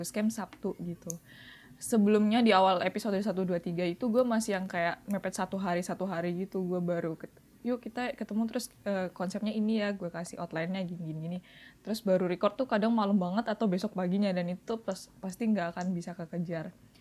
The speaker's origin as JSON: {"language": "Indonesian", "town": "Surabaya", "region": "East Java", "country": "Indonesia", "said": "di tempat gue di domisili kota gue di Surabaya"}